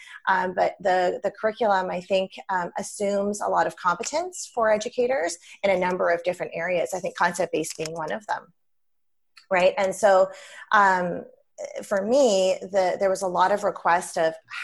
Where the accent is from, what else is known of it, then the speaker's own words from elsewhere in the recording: British Columbia, Canada; I'm from British Columbia